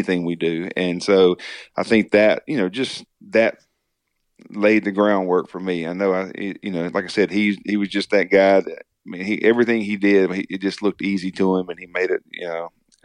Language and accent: English; Magee, Mississippi, United States; born or raised there